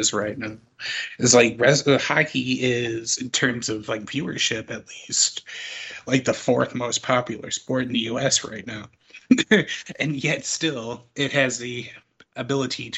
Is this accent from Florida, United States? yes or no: no; Chicago, Illinois, United States; being a Chicagoan